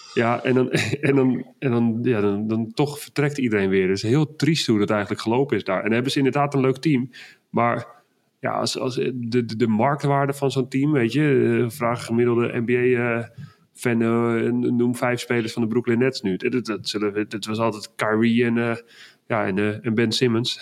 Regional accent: Netherlands; ik ben toch Hollander

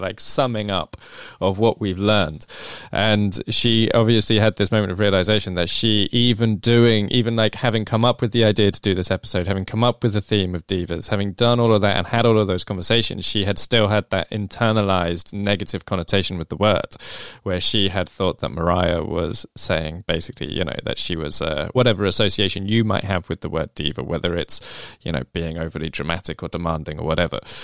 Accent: England, United Kingdom; I'm an English person

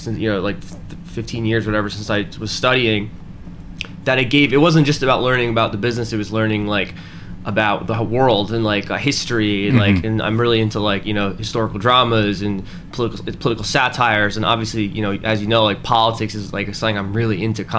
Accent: Albany, New York, United States; also born or lived in New Jersey; I was born in Jersey, but I grew up in Albany, New York

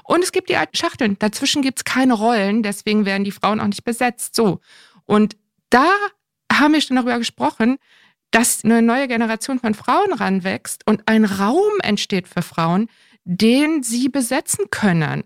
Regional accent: Northern Germany, Germany; als Norddeutscher

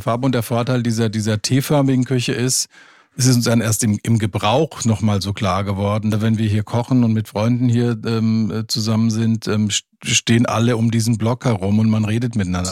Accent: Limburg an der Lahn, Hesse, Germany; moved away as an adult; also born or lived in Frankfurt; now in Giebelstadt, Germany; Ich komme aus Limburg an der Lahn, aus Hessen bin da aufgewachsen und bin dann nach dem Abitur nach Frankfurt gegangen

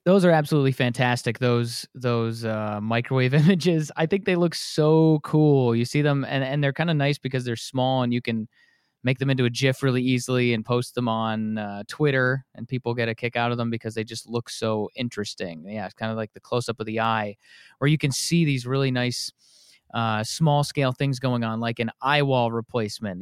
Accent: Wisconsin, United States; now in Atlanta, United States; Here I am down in Atlanta after growing up in Wisconsin

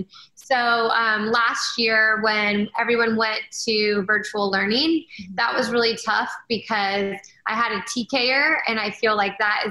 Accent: Canada; now in United States; I'm actually from Canada

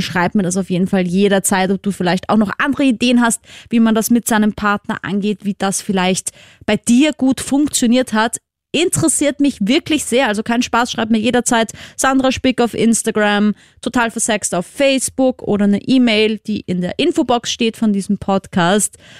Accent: Vienna, Austria; falls du es an meinem Akzent noch nicht gehört hast, ich komme ja aus Wien, aus Österreich

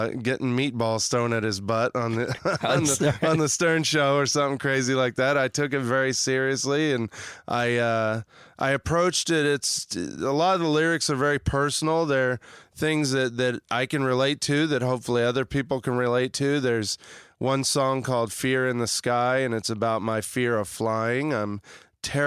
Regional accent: Kansas, United States; moved away; I grew up in Kansas, about 45 minutes away from where this town is

